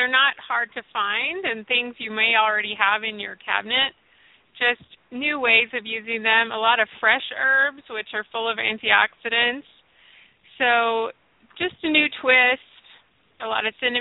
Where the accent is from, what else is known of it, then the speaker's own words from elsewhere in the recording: Nashville, Tennessee, United States; So I grew up in the South. I'm from Nashville originally